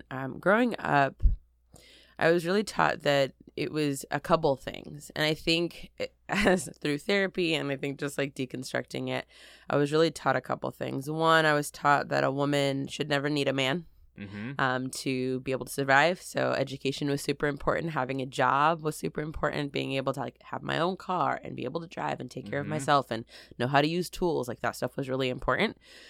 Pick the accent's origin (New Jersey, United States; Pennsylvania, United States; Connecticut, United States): Connecticut, United States; also born or lived in Texas; I'm an East Coast baby. So for me, I grew up in Connecticut.